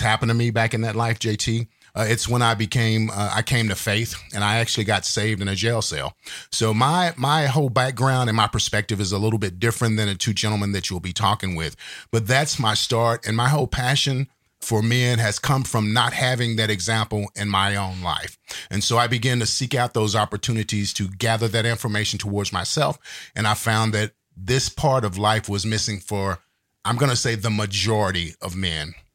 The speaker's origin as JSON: {"language": "English", "town": "Fort Worth", "region": "Texas", "country": "United States", "tie": "born or raised there", "also_born_or_lived": "Dallas, Texas", "said": "I grew up in Fort Worth, Texas, and later moved to Dallas, Texas"}